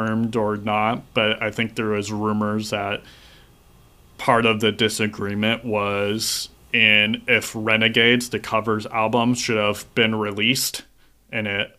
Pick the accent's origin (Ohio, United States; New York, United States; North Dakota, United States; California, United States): California, United States; Orange County; especially since we're all originally from Orange County